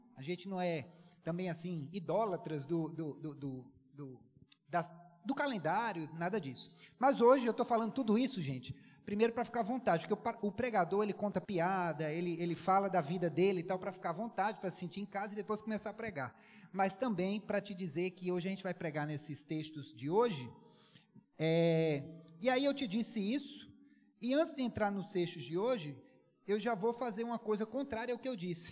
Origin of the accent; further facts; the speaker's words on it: Paraíba, Brazil; also born or lived in Poços de Caldas, Minas Gerais; eu sou mineiro de nascença, é, nasci em Poço de Caldas, e, mas sou paraibano de coração, porque cresci lá